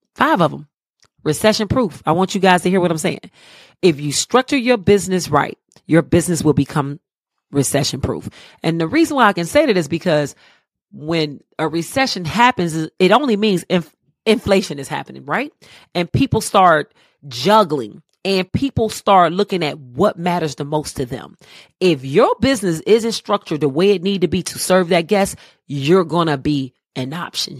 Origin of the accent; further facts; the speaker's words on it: Cleveland, Ohio, United States; moved away as an adult; now in Charlotte, United States; I'm originally from Cleveland, Ohio. I live in the Queen City of Charlotte now. I've been here thirteen beautiful years.